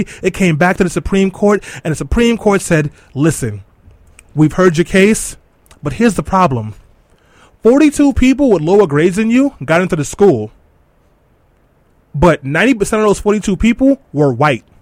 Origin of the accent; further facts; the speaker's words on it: New York City, New York, United States; Growing up in East New York, Brooklyn, and in Brownsville